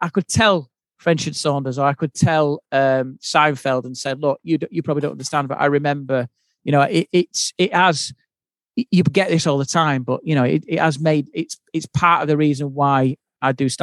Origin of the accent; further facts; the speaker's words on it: Yorkshire and the Humber, United Kingdom; being the Yorkshireman